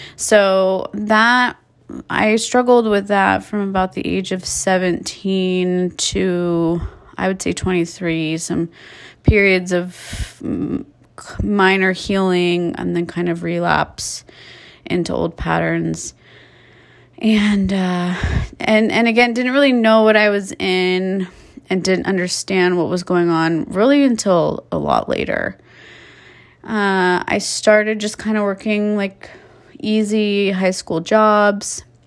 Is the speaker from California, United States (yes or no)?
yes; Calabasas, California, United States; I was raised in Calabasas, California, Southern California